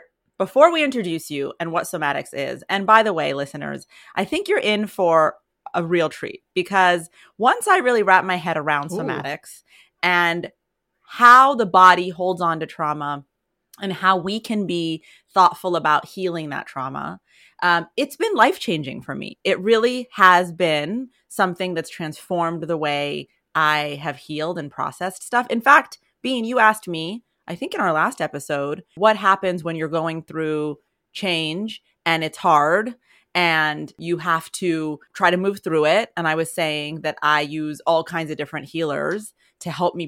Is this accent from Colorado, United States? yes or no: yes; Colorado, United States; moved away; I always found it hard to be depressed in Colorado, despite the fact, I mean, I was a little kid